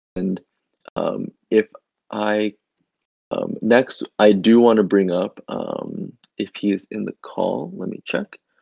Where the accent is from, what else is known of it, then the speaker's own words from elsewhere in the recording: Indonesia; my home country of Indonesia